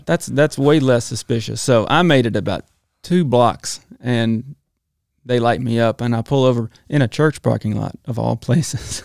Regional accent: Talladega, Alabama, United States; also born or lived in Gadsden, Alabama; Spent most of my life in Talladega, Alabama.

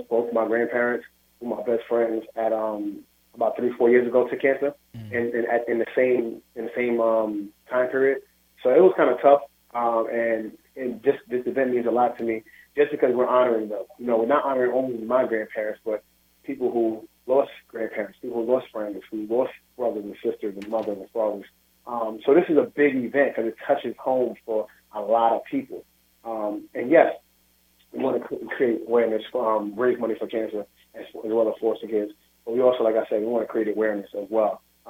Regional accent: New York City, New York, United States; I grew up in the Williamsburg Projects, single mother, father got killed when I was young.

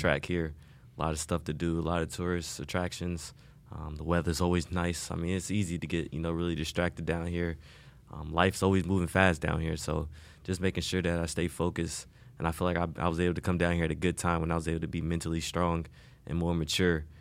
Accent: Indianapolis, Indiana, United States; moved away as an adult; also born or lived in Wisconsin; now in Miami, United States; I grew up, you know, basically my whole life in Indianapolis.

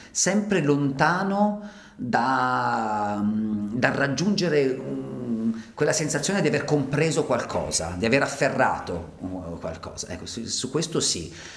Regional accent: Ticino, Switzerland; moved away as an adult; essendo io ticinese, avendo lasciato il Ticino perché avevo trovato poche occasioni di lavoro

